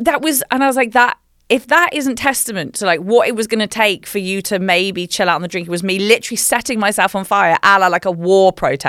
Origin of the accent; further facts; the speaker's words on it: England, United Kingdom; I'm English